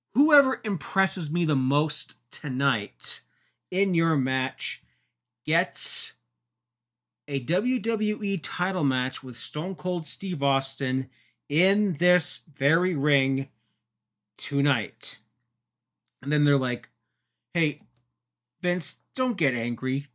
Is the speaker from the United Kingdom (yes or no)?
no; Canada; my home and native land, my home country of Canada